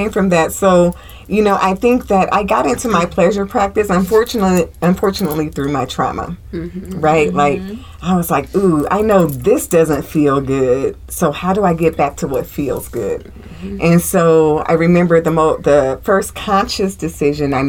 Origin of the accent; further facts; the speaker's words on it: Indiana, United States; moved away; when I was growing up in Indiana, you know, because we were just all very integrated in my hometown